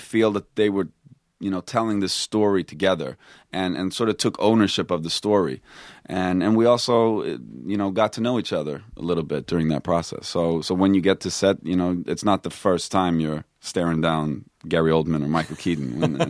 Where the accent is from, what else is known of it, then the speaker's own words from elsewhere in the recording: Stockholm, Stockholm County, Sweden; I grew up in Stockholm. Yeah.